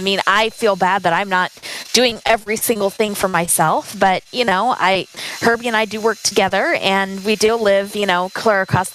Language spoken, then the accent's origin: English; Spokane, Washington, United States; moved away as an adult; also born or lived in California / Minnesota; I grew up in Spokane, Washington